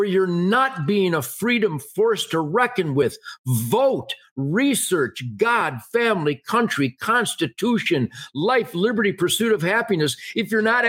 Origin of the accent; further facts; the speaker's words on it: Detroit, Michigan, United States; I was born in Detroit, 1948, when it was the arsenal of democracy.